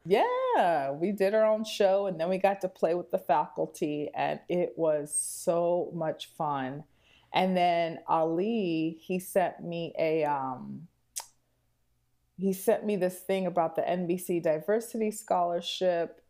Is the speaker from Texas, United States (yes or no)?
yes; Houston, Texas, United States; moved away as an adult; also born or lived in New York; now in Chicago, United States; I'm from Houston, Texas.